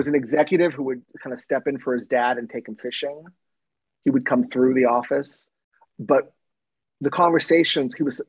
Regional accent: Southern California, United States; also born or lived in Lawrence, Massachusetts; growing up in Southern California.

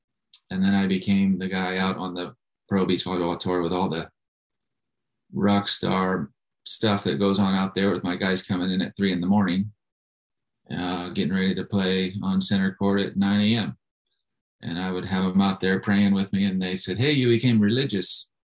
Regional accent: Tennessee, United States; also born or lived in South Carolina / Florida; I grew up in Tennessee, and I grew up in South Carolina and Florida.

